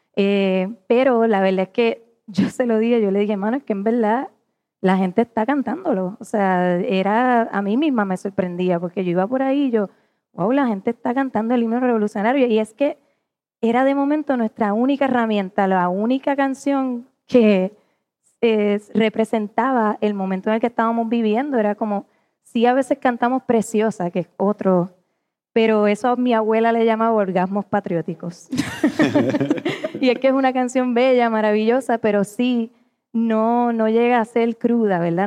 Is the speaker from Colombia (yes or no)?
no; Puerto Rico; nosotros como puertorriqueños